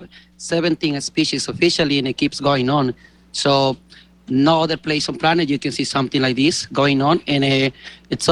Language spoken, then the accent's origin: English; Galápagos Islands, Ecuador; I grew up in Galapagos. I was born here on the islands